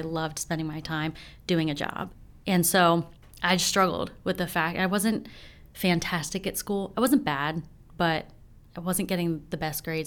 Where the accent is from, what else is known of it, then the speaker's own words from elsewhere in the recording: Frederick, Maryland, United States; born and raised right here in Frederick.